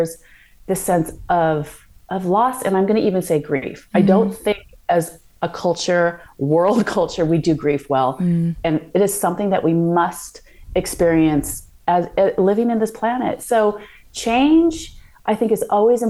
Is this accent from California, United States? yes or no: yes; Santa Monica, California, United States; moved away as an adult; now in London, United Kingdom; I grew up in California